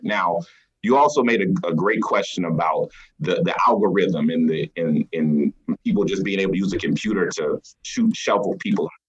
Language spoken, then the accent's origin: English; South Carolina, United States; moved away as an adult; now in Des Moines, Iowa, United States; I'm originally from South Carolina, and I started out doing this work in South Carolina